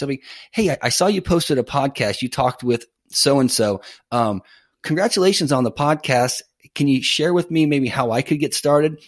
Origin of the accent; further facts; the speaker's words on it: Northern California, United States; now in Tampa, United States; I'm originally from Northern California